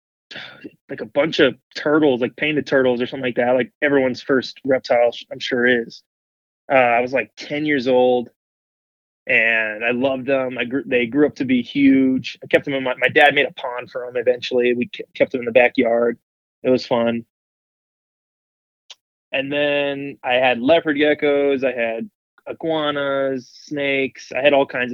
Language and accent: English; South Florida, United States; moved away as an adult; now in El Paso, United States; I grew up in South Florida, so already there, you know, that's home to all kinds of wildlife.